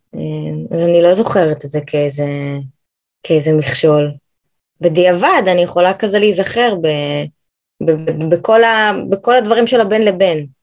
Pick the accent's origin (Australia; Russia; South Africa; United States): United States; now in Israel; גדלתי בארצות הברית, אה, למדתי בקיבוץ, בתור ילדת חוץ